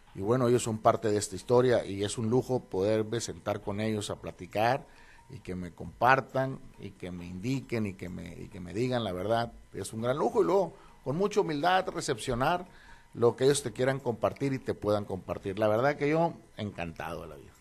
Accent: Los Mochis, Sinaloa, Mexico; also born or lived in Mazatlán, Sinaloa; yo nací en Mazatlán, pero desde muy chico me trajeron acá los mochis

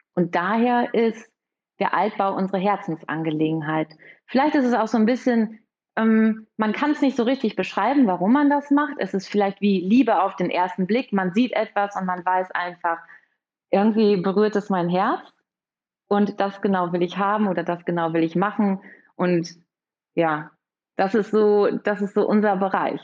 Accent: Münster, North Rhine-Westphalia, Germany; Ich komme aus Münster. Hier haben wir auch unser Büro

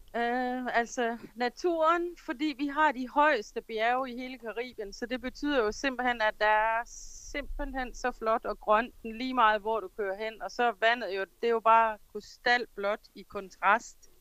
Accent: Denmark; now in Jamaica

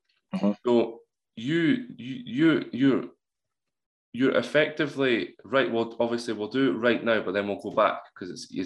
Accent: Scotland, United Kingdom; I'm from Scotland

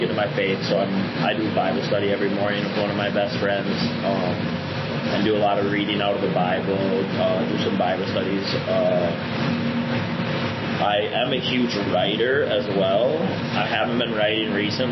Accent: Minneapolis, Minnesota, United States; moved away; I'm from Minneapolis

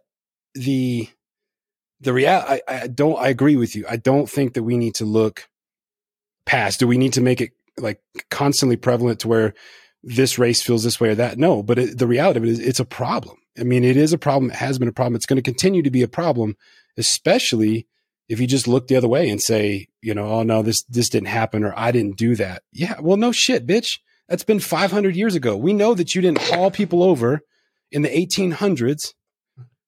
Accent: Northeast Louisiana, United States; I was raised in Northeast Louisiana

